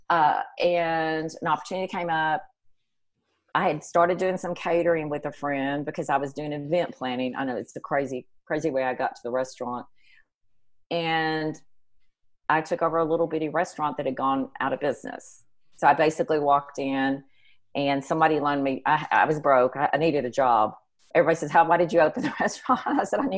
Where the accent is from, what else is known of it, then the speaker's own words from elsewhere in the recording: McKinney, Texas, United States; I was raised in McKinney, and so I had moved back.